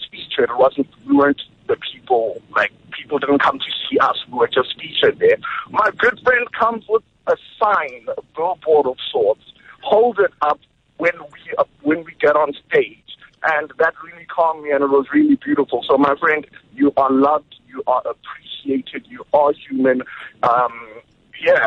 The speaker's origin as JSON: {"language": "English", "town": "Pretoria", "region": "Gauteng", "country": "South Africa", "said": "I'm from Pretoria."}